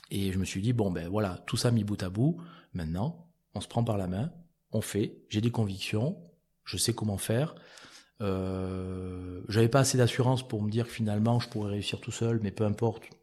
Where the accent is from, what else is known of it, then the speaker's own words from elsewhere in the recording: Auvergne-Rhône-Alpes, France; CCI du Cantal entre autres parce que je suis originaire du Cantal